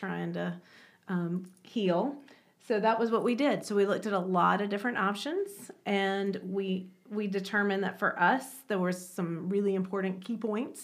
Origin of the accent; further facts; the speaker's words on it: Greensboro, North Carolina, United States; moved away as an adult; also born or lived in Raleigh, North Carolina / Spartanburg, South Carolina; I'm originally from Greensboro